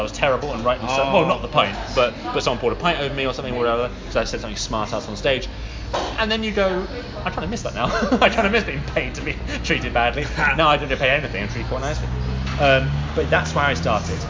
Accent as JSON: {"language": "English", "region": "London", "country": "United Kingdom", "said": "I'm from London"}